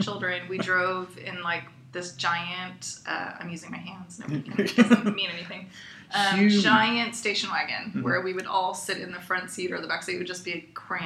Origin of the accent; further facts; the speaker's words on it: Fremont, California, United States; I grew up in Fremont, California